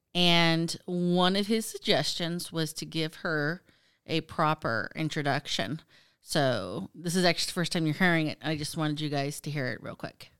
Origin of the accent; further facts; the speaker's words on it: United States; being American